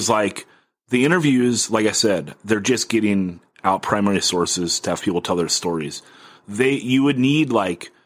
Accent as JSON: {"language": "English", "town": "Oxnard", "region": "California", "country": "United States", "tie": "born or raised there", "moved": "as an adult", "lives_now": "San Diego, United States", "said": "my hometown, which is Oxnard"}